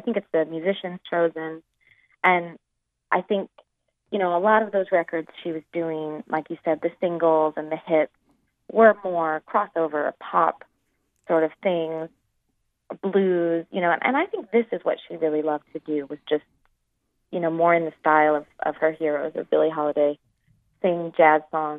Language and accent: English; Oklahoma, United States; moved away as an adult; also born or lived in Westchester County, New York; now in New York, United States; I was coming from Oklahoma